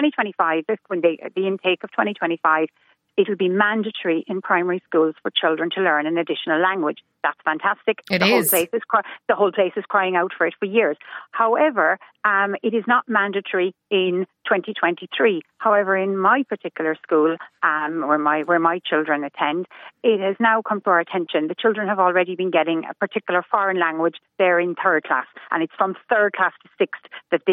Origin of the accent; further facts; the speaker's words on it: Cork, Munster, Ireland; moved away; I'm originally from Cork